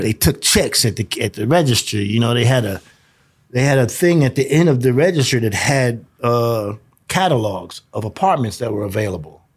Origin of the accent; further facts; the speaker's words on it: New York, United States; also born or lived in South Carolina; now in Denver, United States; I'm, I'm from New York. I was, I was, uh, conceived in New York, born in South Carolina, moved back to Brooklyn at three months old. So I just consider myself a, a, a New Yorker